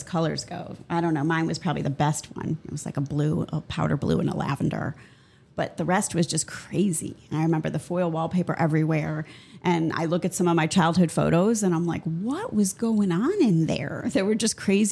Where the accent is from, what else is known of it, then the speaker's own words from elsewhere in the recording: Midwest, United States; I'm from the Midwest